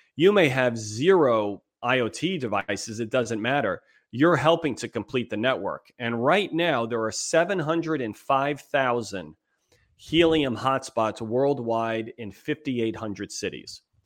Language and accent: English; East Coast, United States; moved away as an adult; also born or lived in New York; now in San Diego, United States; We're both from the East Coast. We've been out here since two thousand two, out in beautiful San Diego, California